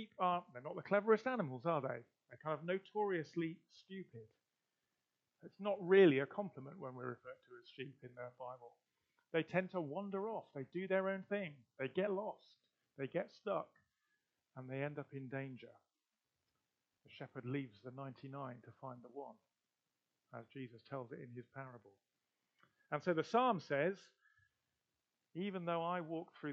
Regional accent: Gloucestershire, South West England, United Kingdom; I'm from Gloucestershire

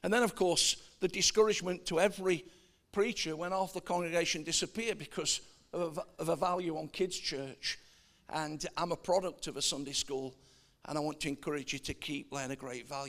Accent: Nottingham, East Midlands, United Kingdom; I am a Midlander. I'm from Nottingham originally.

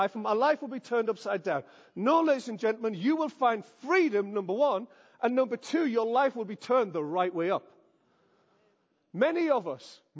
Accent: the Northeast, North East England, United Kingdom; I am from the Northeast.

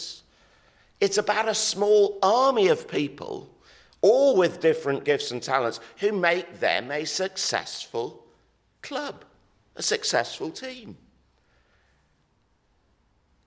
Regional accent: Exeter, South West England, United Kingdom; my hometown rugby team, who happened to be the Exeter Chiefs

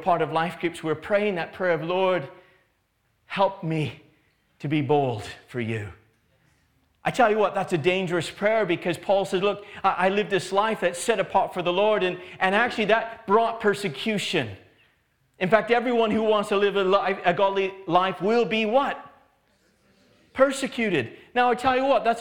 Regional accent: Canada; now in England; I grew up in Canada, and in Canada, it's not illegal to be a believer

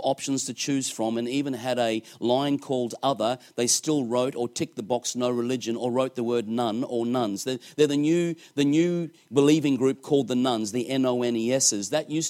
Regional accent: Australia; I come all the way from Australia to do that.

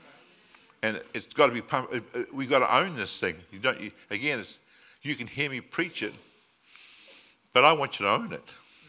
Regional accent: New Zealand; now in Australia; I came from New Zealand originally

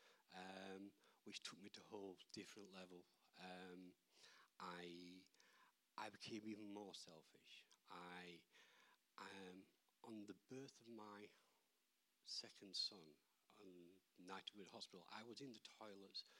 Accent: Barnsley, Yorkshire and the Humber, United Kingdom; I grew up in Barnsley

